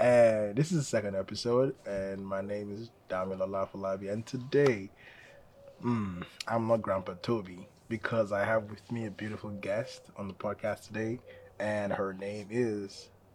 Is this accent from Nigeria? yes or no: yes; Nigeria; now in United States; my experience as a Nigerian in America